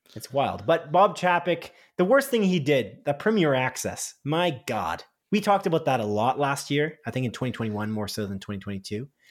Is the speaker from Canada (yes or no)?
yes; Canada; We're Canadian